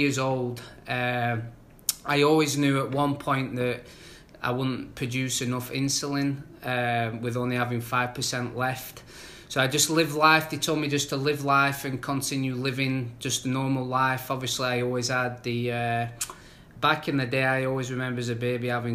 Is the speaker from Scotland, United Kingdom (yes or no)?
no; Manchester, North West England, United Kingdom; now in United States; I'm originally from Manchester, England.